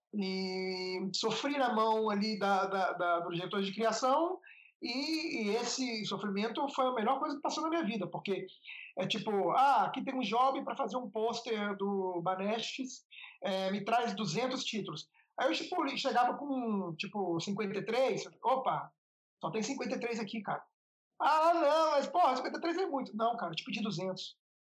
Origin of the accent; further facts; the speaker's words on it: Vitória, Espírito Santo, Brazil; moved away; a gente é de Vitória do Espírito Santo